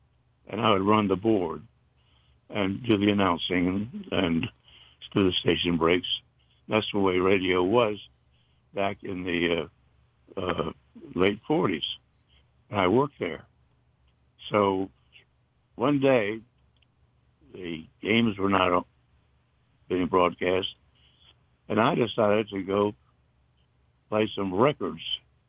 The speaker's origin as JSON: {"language": "English", "town": "Jacksonville", "region": "North Carolina", "country": "United States", "said": "I'm from Jacksonville, North Carolina.\""}